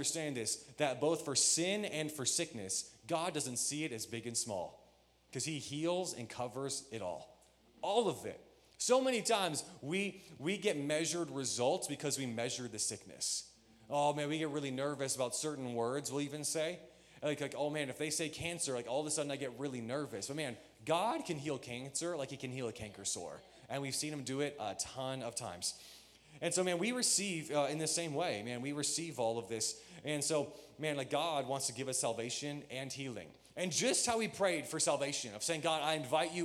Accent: Michigan, United States; When I grew up, I grew up in Michigan

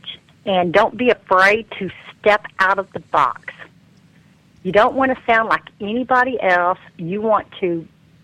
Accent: Naples, Florida, United States; moved away as an adult; also born or lived in Dayton, Ohio; now in Tennessee, United States; when I was 10 years old, my family moved from Ohio to Naples, Florida.

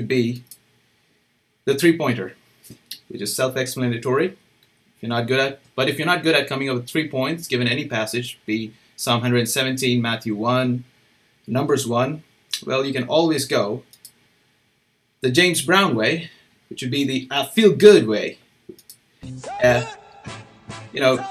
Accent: India; moved away; I'm from India

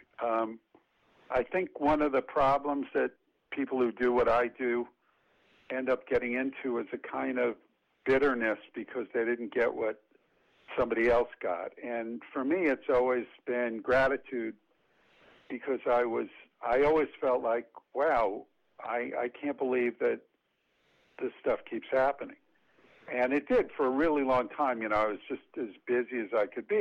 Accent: New York City, New York, United States; also born or lived in Yonkers, New York; I grew up in the Bronx in Yonkers

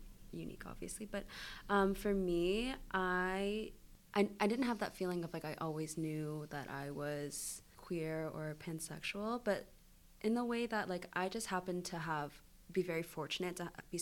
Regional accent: Niagara, Ontario, Canada; now in London, Canada; I grew up in Niagara

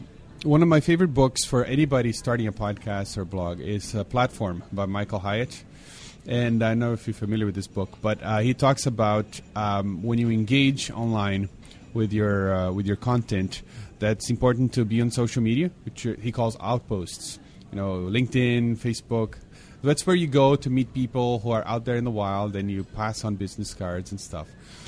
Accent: Brazil; Remember when I was growing up in Brazil, Everybody drove a VW Bug. That's all we had there.

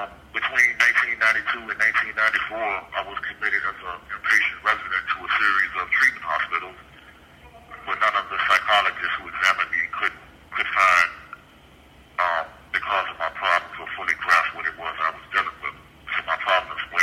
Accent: Richmond, Virginia, United States; I was born on October 15th, 1976, at the Medical College of Virginia in Richmond

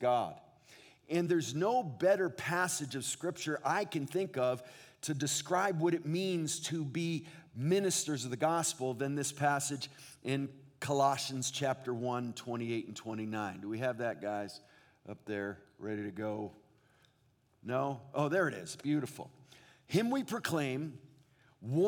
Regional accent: New England, United States; moved away as an adult; now in Southern California, United States; I grew up in New England

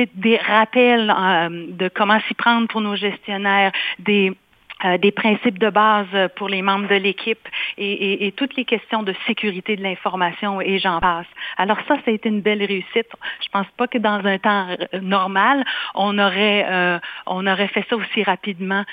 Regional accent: Quebec, Canada; now in Manitoba, Canada; j'ai quitté le Québec d'où je suis originaire pour le Manitoba

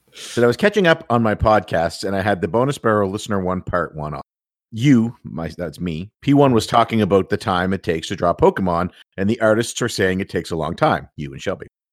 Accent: Canada; being Canadian and being proud of being Canadian

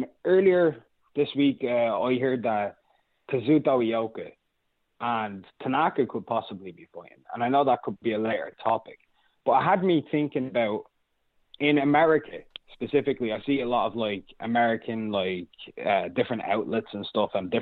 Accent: Ireland; I'm from Ireland

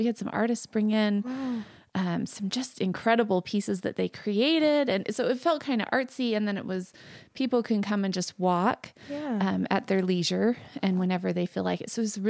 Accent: Layton, Utah, United States; I grew up in Utah, in northern Utah, in Layton.

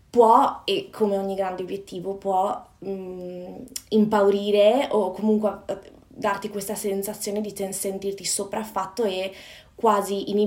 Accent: Padua, Veneto, Italy; moved away as an adult; now in London, United Kingdom; sono nata e cresciuta a Padova, nel Veneto, nel nord Italia, e però da quasi 5 anni vivo e lavoro

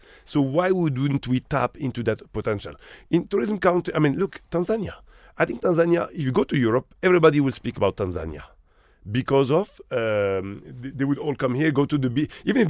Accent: Morocco; I come from Morocco. Mm-hmm. I'm Moroccan originally. Mm-hmm. I grew up in Morocco. A smaller country.

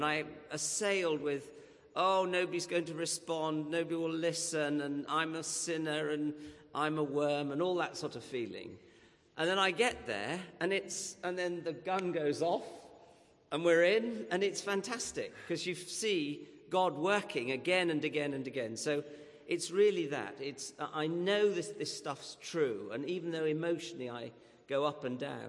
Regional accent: York, Yorkshire and the Humber, United Kingdom; I come from York

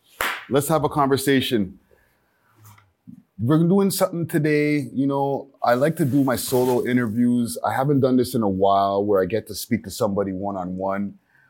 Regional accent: Montreal, Quebec, Canada; now in Toronto, Canada; I'm from Montreal originally

